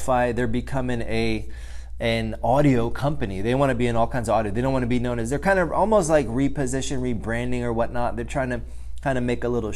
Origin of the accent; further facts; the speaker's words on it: United States; being an American, growing up in the United States of America.